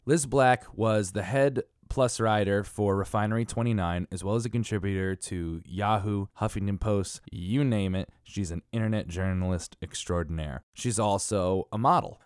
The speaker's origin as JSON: {"language": "English", "region": "Connecticut", "country": "United States", "said": "I'm from Connecticut"}